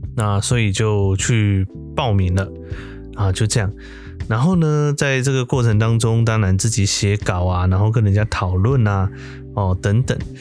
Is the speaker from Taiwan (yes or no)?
yes; Chiayi, Taiwan; 在嘉义，我们家讲台语就是非常的轻松嘛